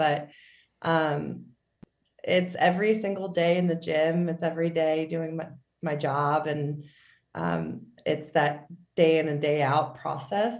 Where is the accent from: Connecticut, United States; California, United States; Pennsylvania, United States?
Pennsylvania, United States; Philadelphia area; also born or lived in Chicago, Illinois / Boston, Massachusetts; I was born in Chicago, but I've lived in like Pennsylvania and like the Philadelphia area majority of my life